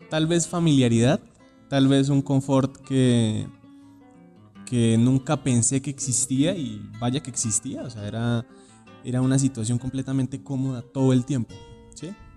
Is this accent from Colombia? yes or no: yes; Cúcuta, Norte de Santander, Colombia; moved away as an adult; now in Bogotá, Colombia; yo vengo de Cúcuta